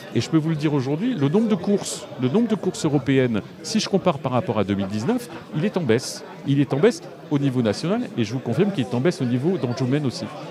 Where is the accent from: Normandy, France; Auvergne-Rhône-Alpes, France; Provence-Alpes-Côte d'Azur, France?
Normandy, France; la Manche; ma région natale